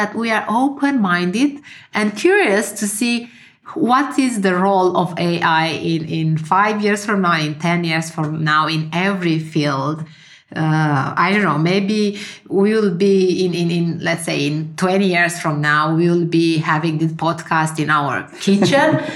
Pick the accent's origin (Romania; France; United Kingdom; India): Romania; moved away as an adult; now in Finland; I left my home country to move to Finland. I'm born in Romania. And when I was 20-something, I moved to Finland to study.